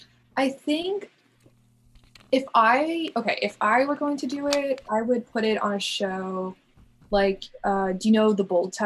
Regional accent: Connecticut, United States; also born or lived in New York; But I lived in Oyster Bay for 3 years, but I'm mostly Connecticut.

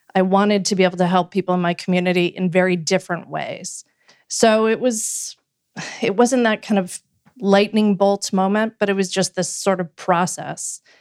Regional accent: Canada; moved away as an adult; also born or lived in Washington, D.C.; now in United States; I grew up in Canada and a social democracy

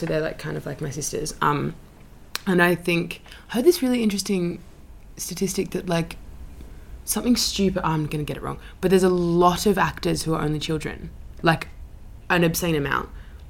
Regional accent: Sydney, New South Wales, Australia; Yeah, Paddington with my family.

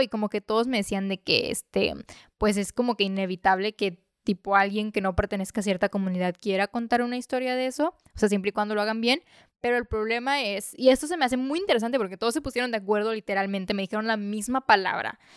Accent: Mexico; yo soy mexicana

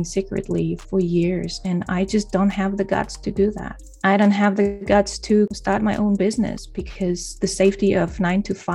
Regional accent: Poland; moved away as an adult; also born or lived in Denmark; I moved to another country, to my home country

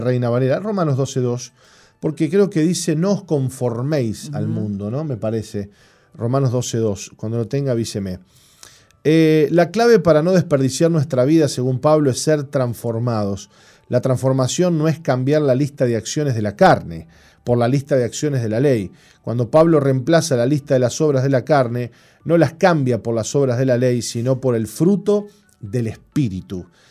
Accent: Montevideo, Uruguay; Yo me crié adentro del Parque Central

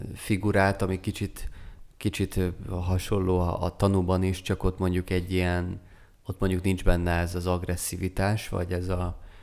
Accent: Szeged, Csongrád-Csanád, Hungary; mint szegediként

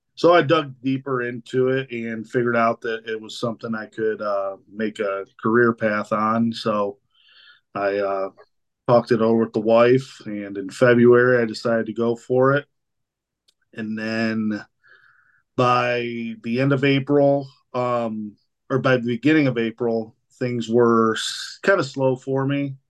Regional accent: Spencer, Ohio, United States; I am from Spencer, Ohio, here uh, uh in southern Medina County

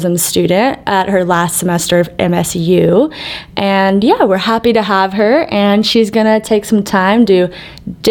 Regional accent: Waco, Texas, United States; moved away as an adult; also born or lived in Arizona; now in Denver, United States; I'm actually from Waco, Texas. And for those of you that somehow have missed where and what that is, turn on HGTV, drink a Dr. Pepper, any of those places, if you look real closely, will lead you back to the heart of Texas, as they call it. And yeah, that's where I spent most of my growing up years

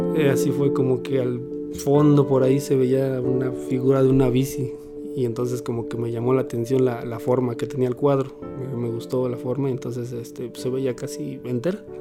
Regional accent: Mexico City, Mexico; soy originario de la Ciudad de México

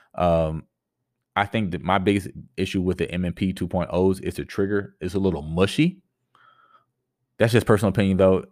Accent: Tampa, Florida, United States; I grew up in the Tampa Bay area.

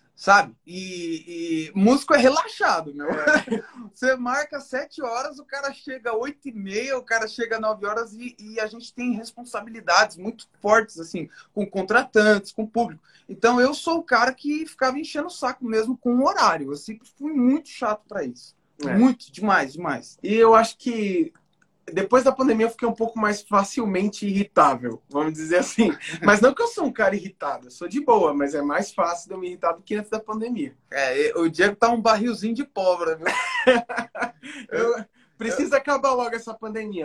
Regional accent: São Bernardo do Campo, São Paulo, Brazil; accent: interior; also born or lived in Indaiatuba; a gente foi criado em São Bernardo do Campo. E assim, quando a gente tinha uns 12 anos, a gente veio para Indaiatuba, que é interior de São Paulo

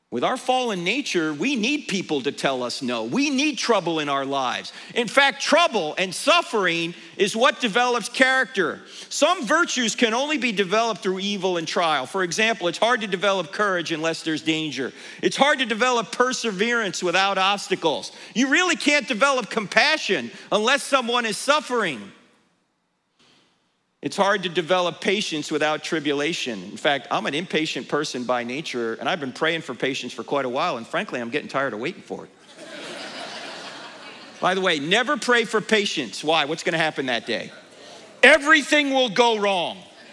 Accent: New Jersey, United States; now in Charlotte, United States; I grew up in New Jersey, exit 100B, all right? I live in Charlotte, North Carolina now

